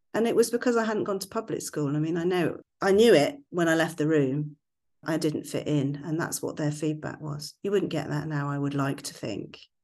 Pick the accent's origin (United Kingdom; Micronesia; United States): United Kingdom; West Country, South West England; accent: West Country; my West Country accent